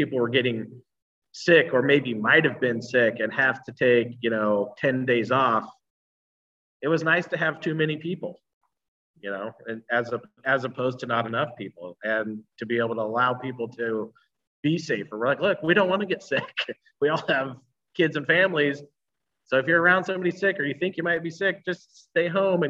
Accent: Troutdale, Oregon, United States; also born or lived in Reno, United States / Costa Rica; I grew up out here in Troutdale.

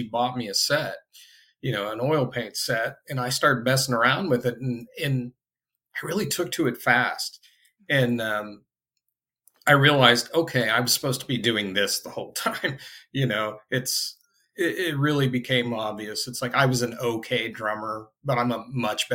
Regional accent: Indiana, United States; I grew up in Indiana. I'm in Indianapolis currently.

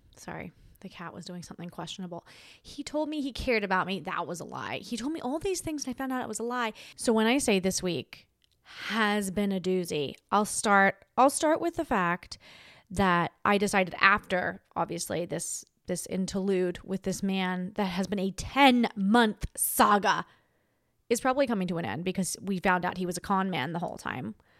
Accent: Australia; now in United States; I'm Australian

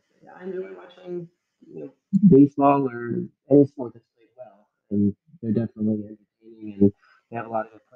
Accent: New York, United States; I grew up in New York

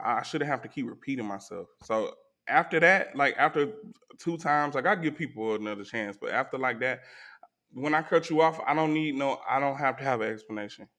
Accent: Atlanta, Georgia, United States; I was from Zone Four

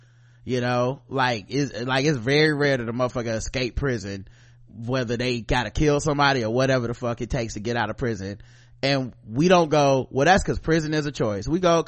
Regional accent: New York City, New York, United States; moved away as an adult; now in Japan; I'm originally from Queens, New York City. My family roots are in Virginia and SC.

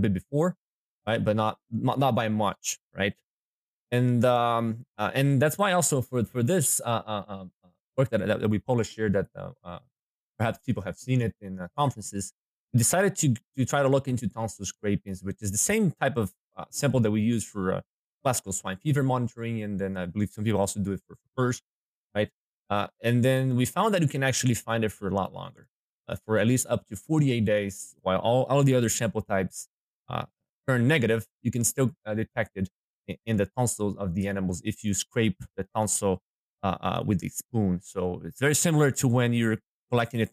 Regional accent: Brazil; moved away as an adult; now in Minnesota, United States; So I was born in Brazil. My dad is a hog producer, so that's how I got into the swine business. And then that's where I got my DVM degree back in Brazil in 2014

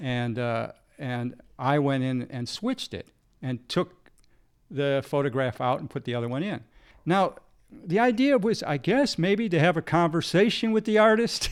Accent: United States; growing up in America

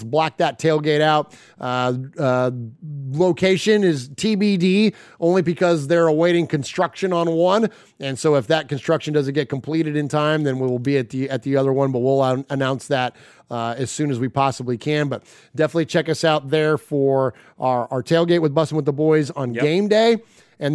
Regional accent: California, United States; also born or lived in Middle Tennessee; now in Nashville, United States; So we're all originally from California, but we've relocated to Middle Tennessee. We live just outside of Nashville.

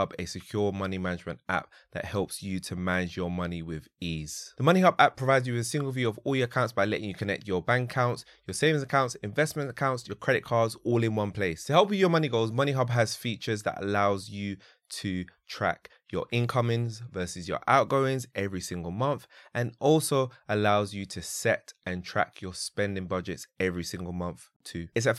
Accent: Nigeria; I'm Nigerian.

